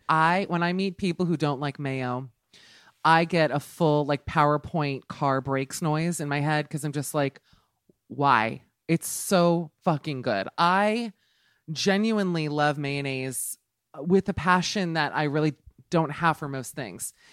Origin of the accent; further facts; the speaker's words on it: Miami, Florida, United States; I'm from Miami